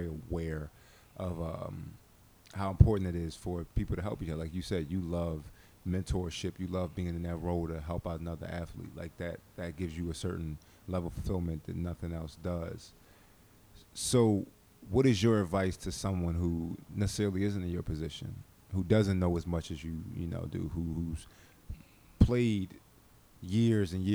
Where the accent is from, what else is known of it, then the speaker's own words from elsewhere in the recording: Philadelphia, Pennsylvania, United States; I'm from Philly, South Philly, to be specific